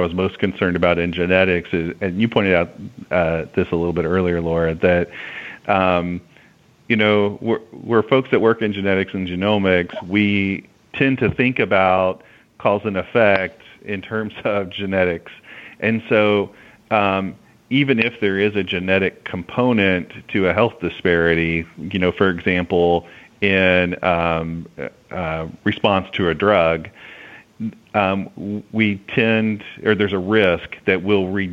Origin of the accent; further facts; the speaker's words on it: the South, United States; I'm from the South